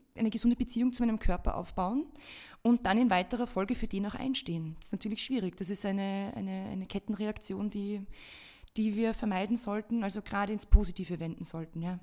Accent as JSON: {"language": "German", "country": "Austria", "said": "bei uns in Österreich"}